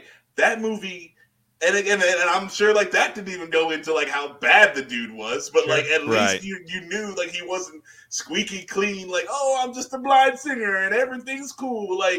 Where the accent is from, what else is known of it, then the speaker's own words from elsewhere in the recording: Jamaica; this might just be because like I'm Jamaican, Jamaican, we'll call it that.